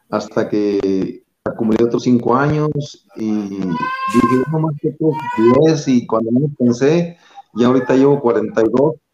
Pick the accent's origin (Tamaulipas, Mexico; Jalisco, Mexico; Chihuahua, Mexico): Chihuahua, Mexico; Cuauhtémoc; also born or lived in Río Palacio; yo soy oriundo de Río Palacio, Chihuahua. De jovencito me, llevaron mis padres a vivir a Cuauhtémoc.